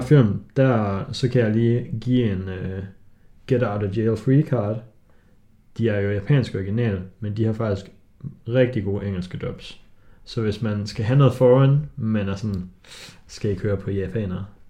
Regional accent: Denmark; jeg er jo dansker

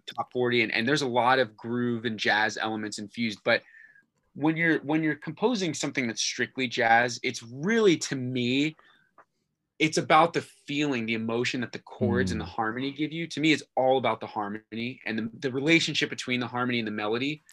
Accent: Virginia, United States; moved away as an adult; was in Virginia, my hometown

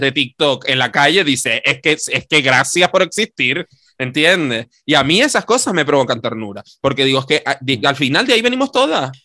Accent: Canary Islands, Spain; nosotras hemos ocupado el espacio público como maricones canarios

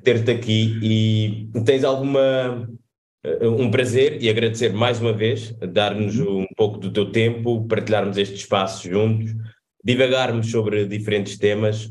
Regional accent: Cape Verde; now in Portugal; nós somos cabo-verdianos, estamos fora

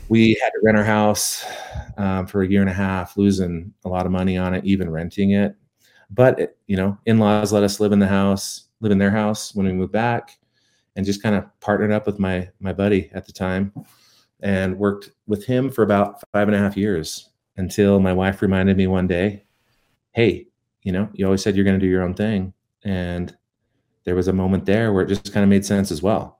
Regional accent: Tooele, Utah, United States; moved away as an adult; also born or lived in Las Vegas; now in Salt Lake City, United States; I was from Tooele

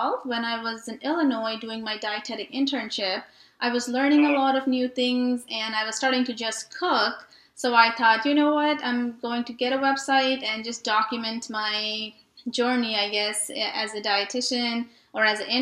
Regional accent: Nepal; moved away as an adult; now in Fort Worth, United States; I was born and raised in Nepal and moved here about 10 years ago

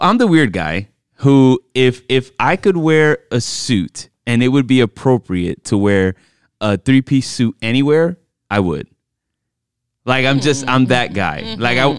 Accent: New York, United States; born there; also born or lived in Miami; I am very fashionista. I mean, I was born in New York and then

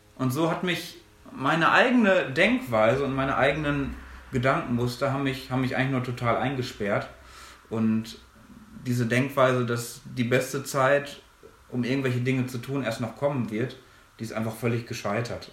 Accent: Minden-Lübbecke district, North Rhine-Westphalia, Germany; moved away as an adult; also born or lived in Münster; now in Ruhr area, Germany; ich komme aus der gleichen Gegend, aus der auch Maxi kommt, nämlich aus dem schönen Mühlenkreis im Kreis Minden-Lübbecke. Wir kommen aus dem gleichen Dorf

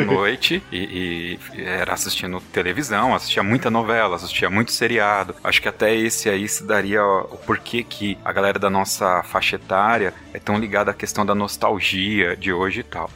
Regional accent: Ribeirão Pires, São Paulo, Brazil; eu sou aqui de São Paulo, Ribeirão Pires, cidade linda, estância climática hidromineral

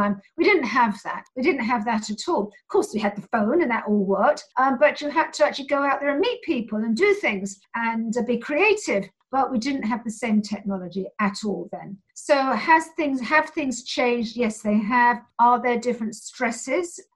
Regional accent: London, United Kingdom; I'm from London

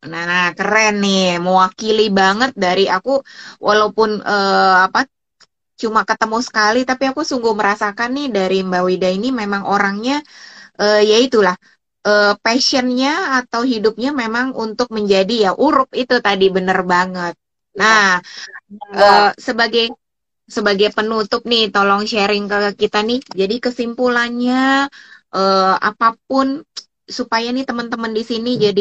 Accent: Java, Indonesia; aku orang Jawa

